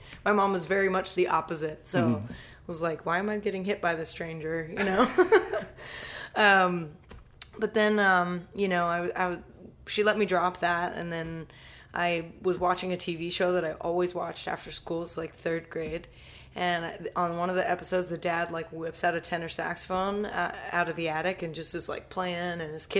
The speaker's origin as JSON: {"language": "English", "town": "Columbia", "region": "Maryland", "country": "United States", "tie": "born or raised there", "also_born_or_lived": "Dallas, Texas", "said": "Moved around a little bit, so I grew up mostly in the Columbia, Maryland area, and then I settled about 7-8 years ago south of Philadelphia."}